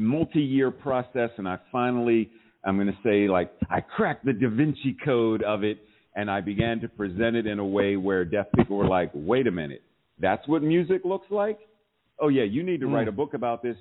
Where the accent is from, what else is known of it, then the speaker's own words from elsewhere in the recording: Pittsburgh, Pennsylvania, United States; moved away as an adult; now in Baltimore, United States; I'm originally from Pittsburgh, Pennsylvania, and I used to be a Pittsburgh public school teacher